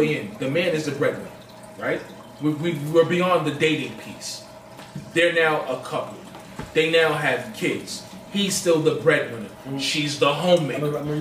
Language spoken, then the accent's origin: English; New York City, New York, United States; I'm from Marcy